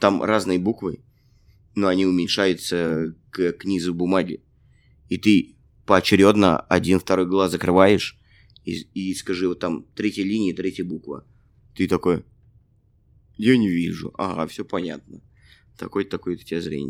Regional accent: Russia; moved away as an adult; now in Canada; я из России

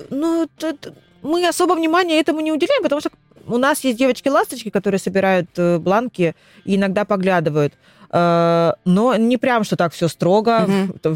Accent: Rostov-on-Don, Rostov Oblast, Russia; moved away as an adult; now in Krasnodar, Russia; Я сама из Ростова.

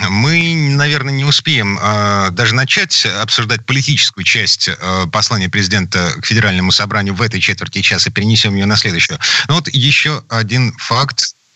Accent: Saint Petersburg, Russia; из Петербурга

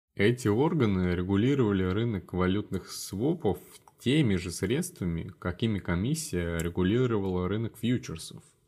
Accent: Columbus, Ohio, United States; moved away as an adult; also born or lived in Wisconsin / North Carolina; now in Washington, D.C., United States; я из города Колумбус, а, штата Гая

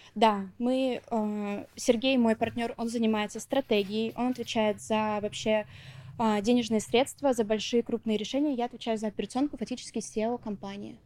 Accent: Neftekamsk, Bashkortostan, Russia; moved away as an adult; now in Moscow, Russia; А, я родом из Башкортостана, из небольшого города Нефтекамск, 120 тысяч населения. Сейчас живу в Москве.

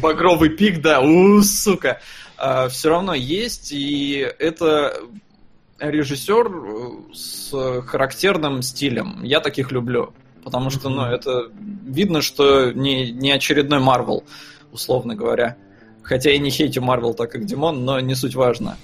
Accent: Estonia; я вырос в Эстонии

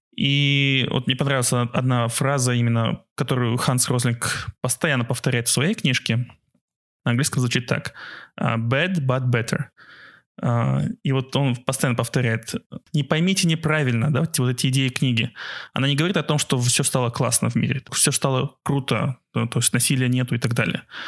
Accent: Aktobe, Aktobe Region, Kazakhstan; наше детство в Актебе том же

